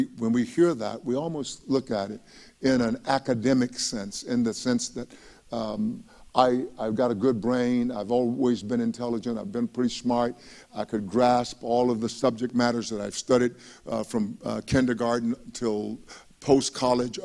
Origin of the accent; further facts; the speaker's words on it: East Texas, United States; When I was a young boy growing up in East Texas